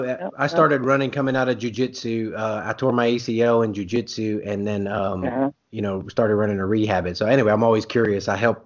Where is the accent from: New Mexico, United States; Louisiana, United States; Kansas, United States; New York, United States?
Louisiana, United States; now in Oklahoma, United States; Well, I'm from Louisiana, so you'll hear my a little bit different accent come out.